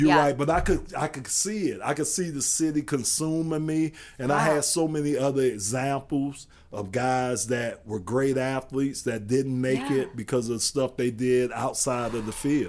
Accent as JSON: {"language": "English", "town": "Miami", "region": "Florida", "country": "United States", "said": "I'm from Florida"}